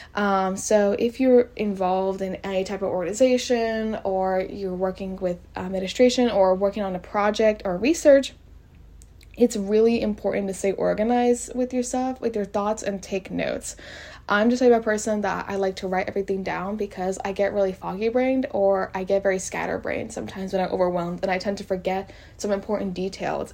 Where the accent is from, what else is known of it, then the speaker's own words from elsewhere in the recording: College Station, Texas, United States; I am from College Station, which is where Texas A&M is